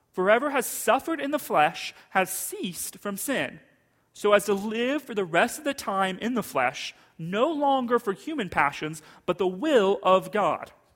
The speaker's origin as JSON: {"language": "English", "country": "United States", "said": "we as American Christians"}